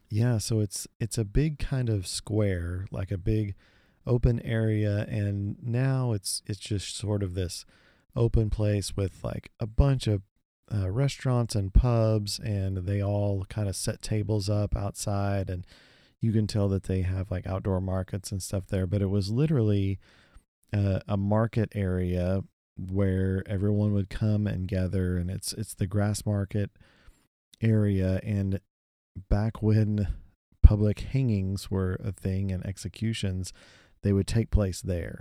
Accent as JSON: {"language": "English", "region": "Texas", "country": "United States", "said": "we're from Texas"}